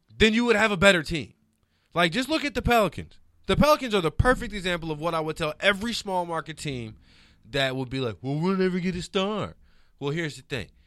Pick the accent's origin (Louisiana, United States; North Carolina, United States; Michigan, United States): Louisiana, United States; New Orleans; also born or lived in Detroit; now in Los Angeles, United States; I'm from New Orleans originally